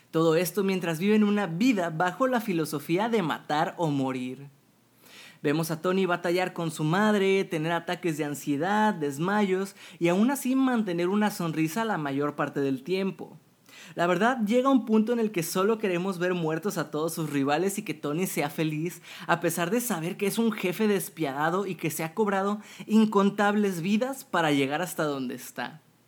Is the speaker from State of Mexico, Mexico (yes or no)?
no; Monterrey, Nuevo León, Mexico; mi ciudad natal, Monterrey, México